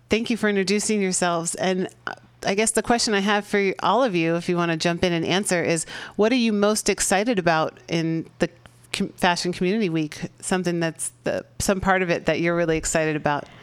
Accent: Czechia; English is a second language; moved away as an adult; now in San Francisco, United States; I'm from the Czech Republic.

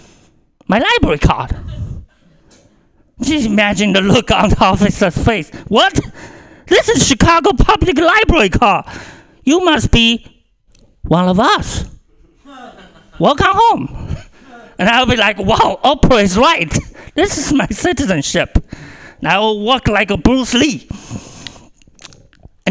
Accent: China; English is a second language; moved away as an adult; now in United States; so I was born in China. I went to college in China

